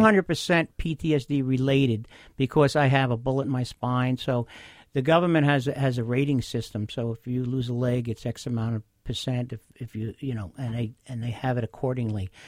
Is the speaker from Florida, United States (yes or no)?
no; Bay Shore, New York, United States; I grew up in Bayshore. I still am a Long Island resident